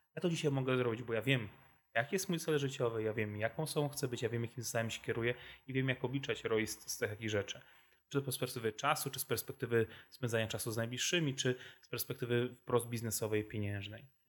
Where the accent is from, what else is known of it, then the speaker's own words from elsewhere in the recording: Wrocław, Lower Silesian Voivodeship, Poland; jestem wrocławianinem z urodzenia i wyboru